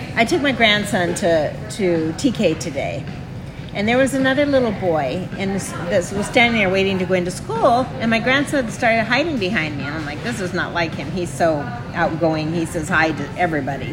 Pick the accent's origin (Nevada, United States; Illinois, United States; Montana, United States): Montana, United States; I grew up in the backwoods. I grew up in Montana